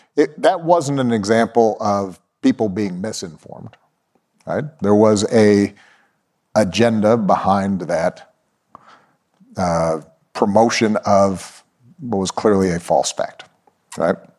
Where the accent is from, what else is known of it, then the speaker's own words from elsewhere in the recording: Honolulu, Hawaii, United States; I was born in Honolulu, Hawaii